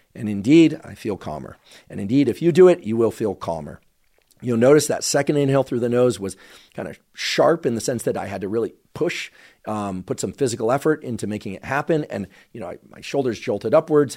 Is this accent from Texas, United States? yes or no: no; Bay Area, California, United States; I grew up in the Bay Area